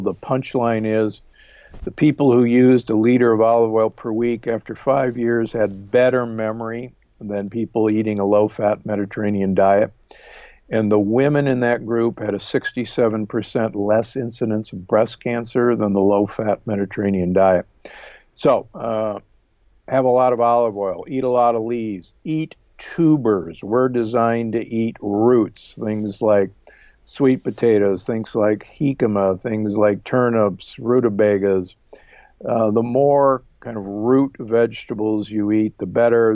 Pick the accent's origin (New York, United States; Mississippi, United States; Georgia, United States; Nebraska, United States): Nebraska, United States; Omaha; moved away; also born or lived in Milwaukee, Wisconsin; I grew up in Omaha, Nebraska, and uh, actually in Milwaukee, just above you